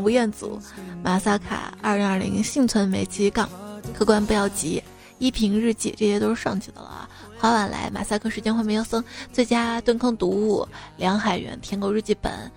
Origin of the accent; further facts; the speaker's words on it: Xi'an, Shaanxi, China; 我是西安人